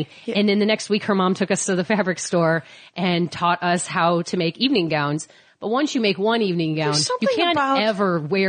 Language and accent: English; St. Louis, Missouri, United States; moved away; Because I'm from St. Louis.